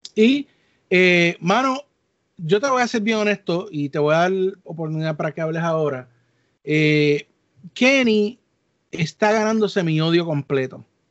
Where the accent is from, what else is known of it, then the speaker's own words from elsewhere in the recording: Puerto Rico; los que nos criamos en Puerto Rico